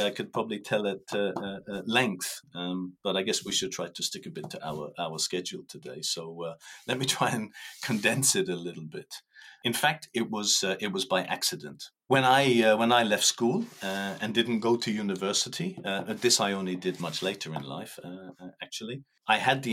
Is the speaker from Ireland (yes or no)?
yes; Ireland; moved away as an adult; now in Luxembourg; I am Irish, 58 years old, married with 5 children. And living in Luxembourg for the last 16 years.